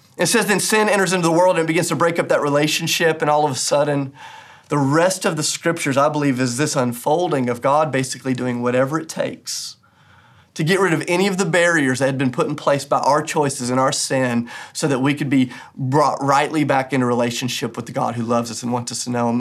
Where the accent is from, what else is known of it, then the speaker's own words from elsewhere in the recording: United States; as American Christians